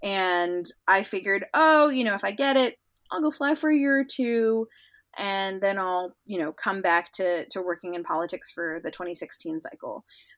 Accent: London, United Kingdom; also born or lived in Indonesia / United States; So I was born in the U.S., but I grew up in London and Indonesia because of the academic work that my mom was doing during my childhood.

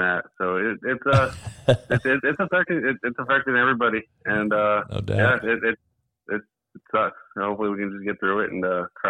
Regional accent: Vallejo, California, United States; I grew up in Vallejo. Yeah. I've been living here for a while now.

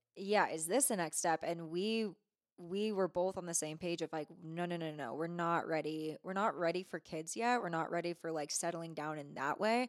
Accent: Bay Area, California, United States; moved away as an adult; also born or lived in Truckee, California; now in Reno, United States; I grew up in the Bay Area

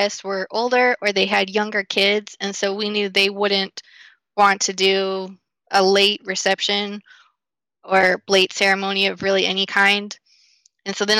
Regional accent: Michigan, United States; moved away; I'm from Michigan originally

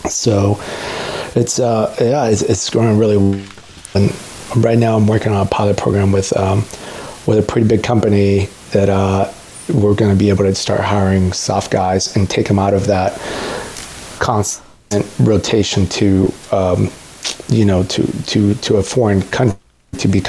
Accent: Mexico City, Mexico; born there; I was born in Mexico City, and I'm all about people chasing their dreams

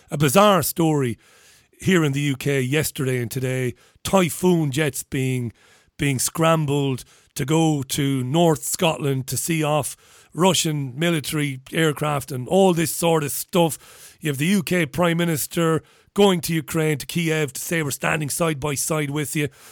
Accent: Ireland; I'm Irish

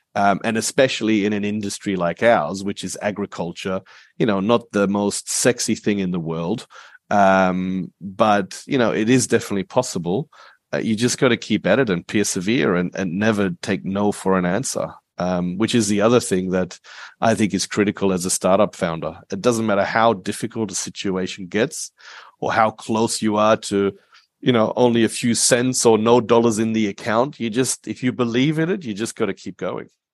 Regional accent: Perth, Western Australia, Australia; also born or lived in Germany / Asia; we came from Germany to, to Australia when I was eight, so I grew up here

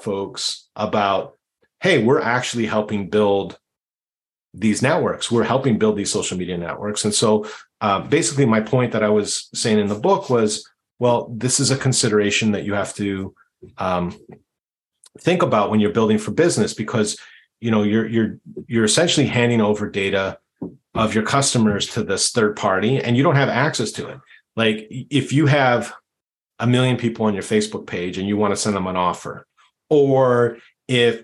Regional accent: Canada; I'm Canadian

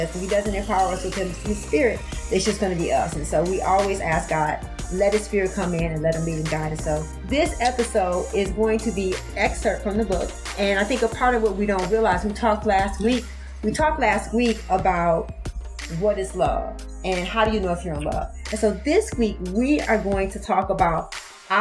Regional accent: Detroit, Michigan, United States; I grew up in Detroit, I grew up without a lot of things

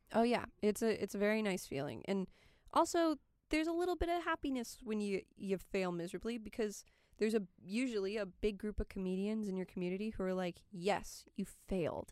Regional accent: California, United States; moved away; I'm from California

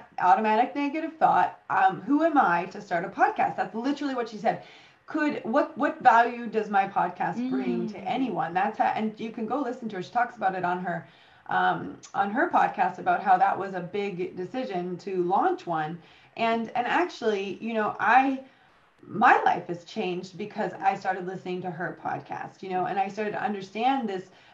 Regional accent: United States; now in United Kingdom; you and I are both American

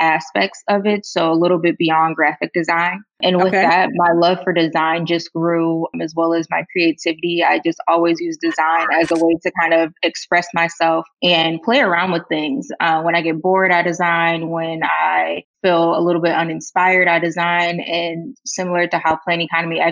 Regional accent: Chesterfield, Michigan, United States; I lived growing up in Chesterfield, Michigan, which is about 45 minutes away from the city of Detroit.

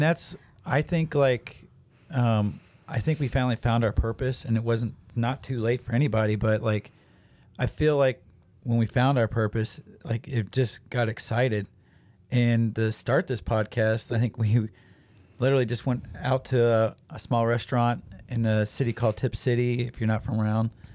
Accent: Troy, Ohio, United States; I am from Troy. So, Troy is, I don't, a bigger town here in Ohio

